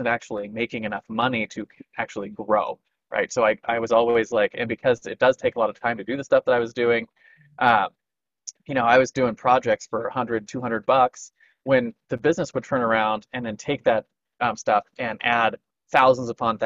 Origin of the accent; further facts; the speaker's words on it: California, United States; moved away as an adult; also born or lived in Missouri; my hometown in California where all of that was bigger